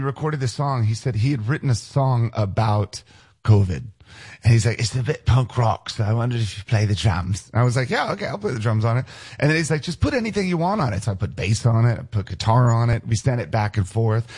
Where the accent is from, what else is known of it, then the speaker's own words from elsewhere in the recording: United States; moved away; also born or lived in Los Angeles; I grew up outside of Washington D.C., and so my house is maybe about eight miles from the Pentagon